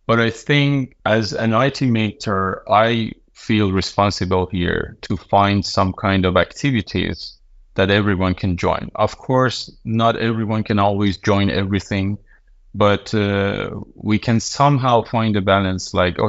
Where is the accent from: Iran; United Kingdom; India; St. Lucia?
Iran; now in Denmark; I'm from Iran, and I moved to Denmark 4 years ago